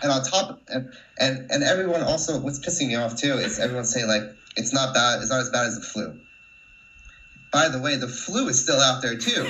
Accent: New Jersey, United States; moved away as an adult; also born or lived in Wrocław, Poland; now in Scotland, United Kingdom; I was born and raised in New Jersey.

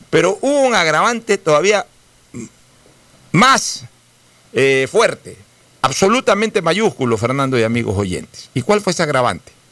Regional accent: Guayaquil, Guayas, Ecuador

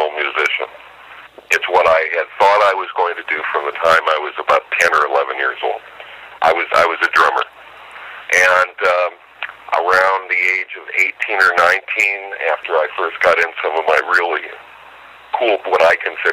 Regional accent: Omaha, Nebraska, United States; moved away as an adult; also born or lived in Chicago / Denver / California; My folks moved to the Midwest, actually Omaha, Nebraska, when I was quite young

